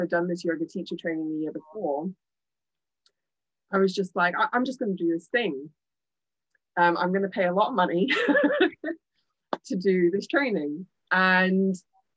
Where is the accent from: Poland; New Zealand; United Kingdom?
United Kingdom; Birmingham, West Midlands; moved away as an adult; also born or lived in Edinburgh, Scotland; But I've been born and raised in the UK, born and raised in Birmingham, England specifically. And then when I was 19, I moved to Edinburgh, Scotland, and I lived there for 15 years up until last year. And now I've moved back